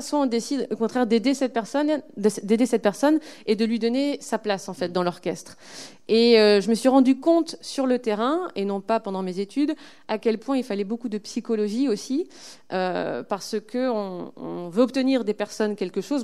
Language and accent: French; Lille, Hauts-de-France, France; je suis lilloise